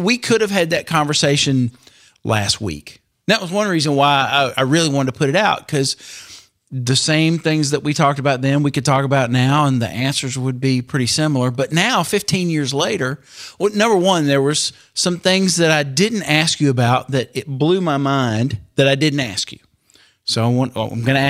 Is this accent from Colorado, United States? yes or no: no; Meridian, Mississippi, United States; now in Atlanta, United States; my hometown of Meridian, Mississippi